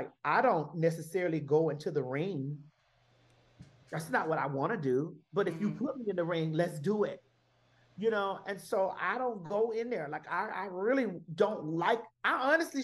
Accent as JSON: {"language": "English", "town": "Miami", "region": "Florida", "country": "United States", "tie": "born or raised there", "moved": "yes", "said": "growing up in Miami"}